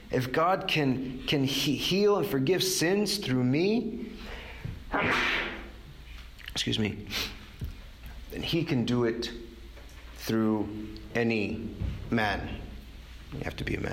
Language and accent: English; Texas, United States; now in New York, United States; I grew up in Texas